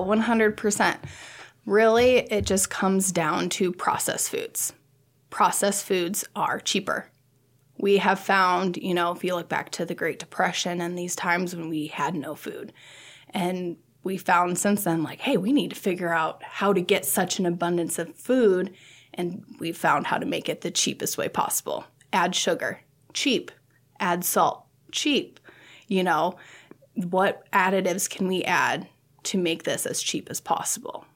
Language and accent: English; Sioux Falls, South Dakota, United States; moved away as an adult; now in Nebraska, United States; I'm from Sioux Falls, South Dakota.